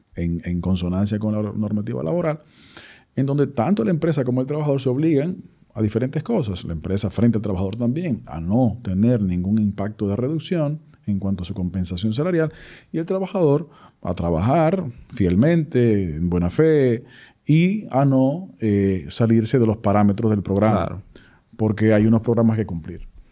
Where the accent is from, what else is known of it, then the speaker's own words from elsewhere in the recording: Dominican Republic; la realidad nuestra como sociedad dominicana